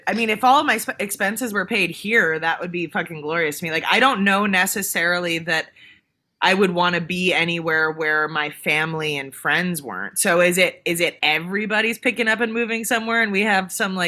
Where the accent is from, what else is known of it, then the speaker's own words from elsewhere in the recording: United States; being an American